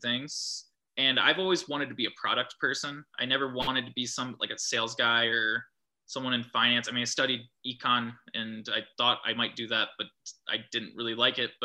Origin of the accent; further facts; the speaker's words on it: New Albany, Ohio, United States; I'm from New Albany.